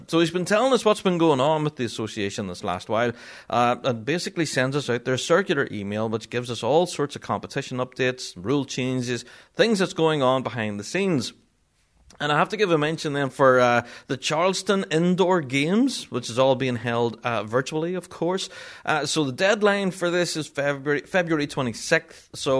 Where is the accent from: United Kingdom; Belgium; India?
United Kingdom; Magherafelt, Northern Ireland; having a tune named after me and my hometown as well … of Marafelt.